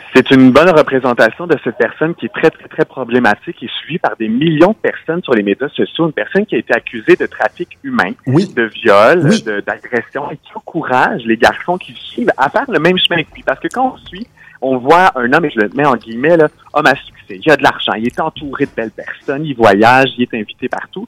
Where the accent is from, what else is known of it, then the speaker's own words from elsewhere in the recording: Quebec, Canada; chez nous au Québec